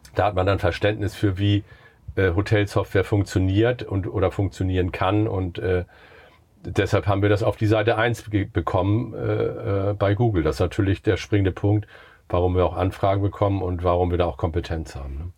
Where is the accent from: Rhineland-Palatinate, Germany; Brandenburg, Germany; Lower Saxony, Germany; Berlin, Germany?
Lower Saxony, Germany; Buxtehude; wir kommen aus Buxtehude